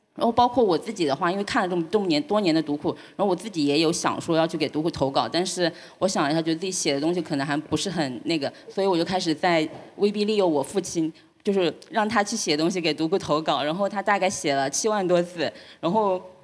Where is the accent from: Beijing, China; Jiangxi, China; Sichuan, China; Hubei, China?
Jiangxi, China; Jiujiang; 我小时候经历，因为我是九江人，就是九八年的时候大洪水